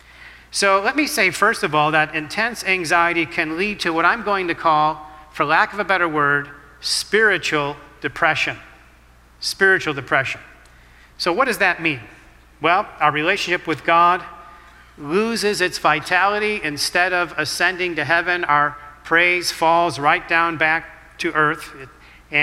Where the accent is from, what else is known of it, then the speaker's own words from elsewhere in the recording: Chicago, Illinois, United States; I'm born and raised in the city of Chicago. That's my hometown.